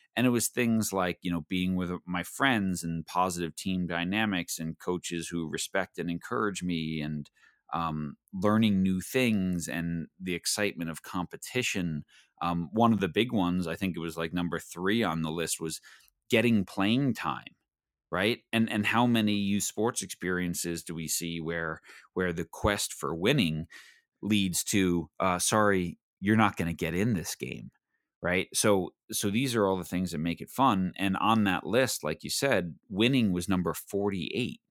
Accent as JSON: {"language": "English", "area": "Long Island", "region": "New York", "country": "United States", "tie": "born or raised there", "said": "growing up on Long Island"}